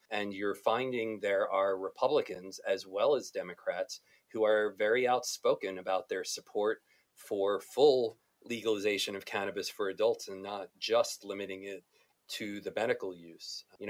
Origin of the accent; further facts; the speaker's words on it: New Jersey, United States; New Jersey, my home state, is likely to change soon.